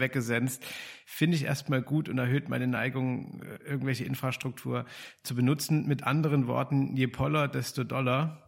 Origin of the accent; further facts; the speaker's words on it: Dresden, Saxony, Germany; Ich komme ja aus Dresden.